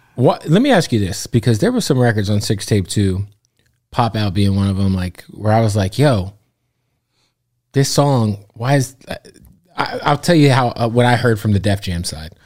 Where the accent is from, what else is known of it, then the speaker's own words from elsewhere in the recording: Phoenix, Arizona, United States; also born or lived in Florida; now in Los Angeles, United States; I'm from Phoenix. I'm a West Coast dude